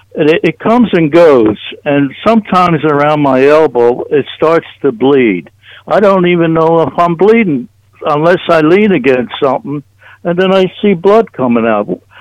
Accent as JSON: {"language": "English", "town": "Brigantine", "region": "New Jersey", "country": "United States", "said": "I'm from Brigantine, New Jersey"}